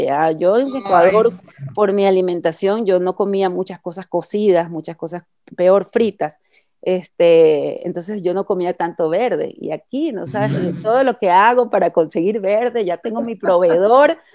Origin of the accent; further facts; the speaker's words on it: England, United Kingdom; Spanish is a second language; now in Ecuador; quiero decir que mi, producto favorito es el verde verde, porque en mi país, en Inglaterra